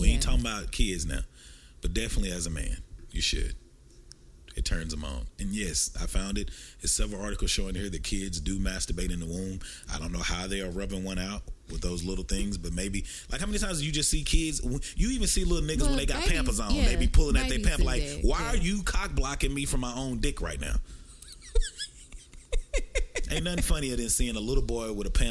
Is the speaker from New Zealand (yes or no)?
no; Texarkana, United States; We used to have a motto growing up in Texarkana, that TK support TK.